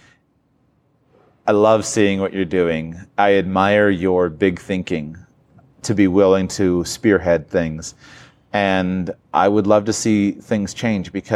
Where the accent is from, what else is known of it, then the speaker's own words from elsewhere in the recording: United States; I come from the United States of America